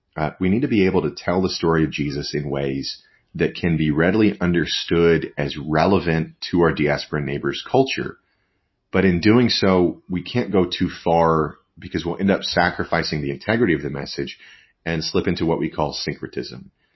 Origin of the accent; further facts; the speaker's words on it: West Texas, United States; moved away; also born or lived in New York; I grew up in out in West Texas